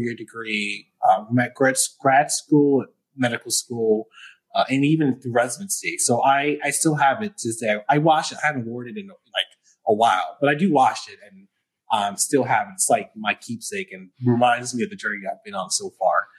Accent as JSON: {"language": "English", "town": "New York City", "region": "New York", "country": "United States", "also_born_or_lived": "Buffalo, New York", "moved": "as an adult", "lives_now": "Syracuse, United States", "said": "I'm from New York City, like the Bronx originally"}